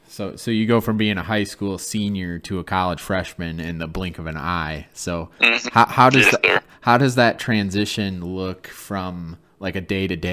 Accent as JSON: {"language": "English", "region": "Michigan", "country": "United States", "said": "I'm from Michigan."}